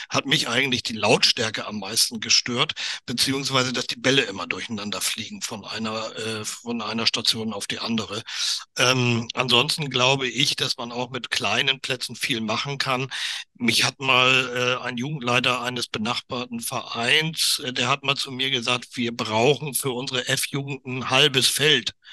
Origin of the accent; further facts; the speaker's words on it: Northern Germany, Germany; also als Norddeutscher, ich bin zwar kein Seefahrer, aber als Norddeutscher weiß ich zumindest, wo das Wasser liegt.